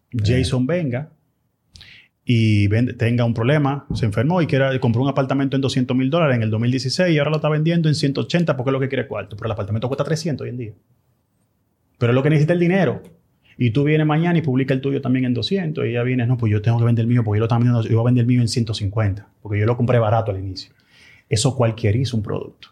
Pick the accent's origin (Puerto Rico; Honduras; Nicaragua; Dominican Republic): Dominican Republic; como dominicanos que somos